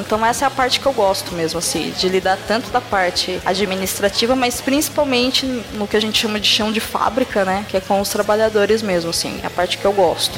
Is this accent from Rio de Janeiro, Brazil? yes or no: no; São Carlos, São Paulo, Brazil; accent: caipira (interior paulista); eu sou do interior, eu moro em São Carlos